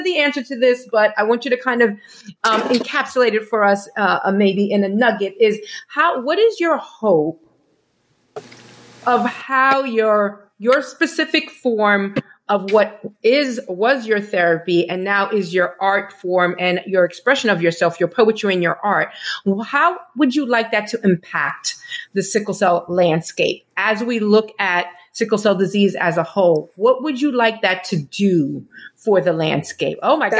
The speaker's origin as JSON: {"language": "English", "country": "Nigeria", "said": "My experiences as a Nigerian first daughter fuel my art, which has been instrumental in my growth as a creative."}